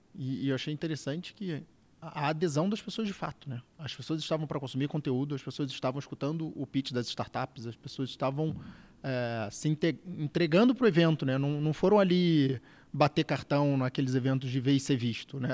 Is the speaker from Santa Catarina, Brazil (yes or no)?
no; Rio de Janeiro, Brazil; moved away as an adult; now in São Paulo, Brazil; carioca já em São Paulo há mais de 10 anos